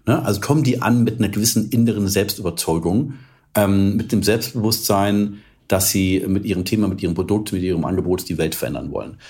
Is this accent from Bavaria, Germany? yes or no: yes; Munich, Bavaria, Germany; also born or lived in California; in München damals, also meine Heimatstadt und Lieblingsstadt